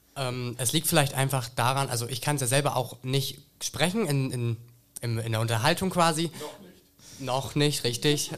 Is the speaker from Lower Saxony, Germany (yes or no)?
yes; Werlte, Lower Saxony, Germany; ich bin aus Wählte.